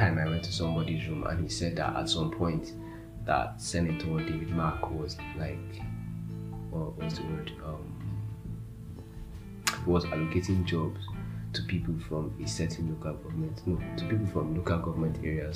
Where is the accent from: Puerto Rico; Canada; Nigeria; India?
Nigeria; Delta; I was from Delta State.